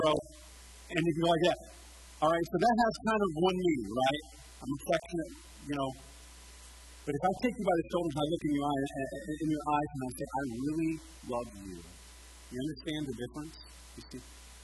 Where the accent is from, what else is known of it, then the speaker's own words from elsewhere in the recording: United States; I'm American.